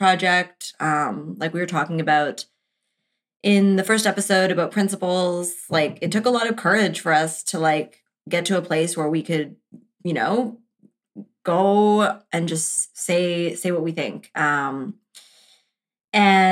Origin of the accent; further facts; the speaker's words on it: Canada; we're Canadian